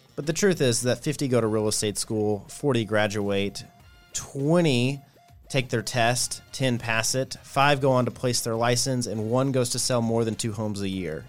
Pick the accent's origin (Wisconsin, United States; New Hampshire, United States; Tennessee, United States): Tennessee, United States; Nashville; grew up in Nashville, Tennessee, on the outskirts, uh, in Bellevue, but still consider Nashville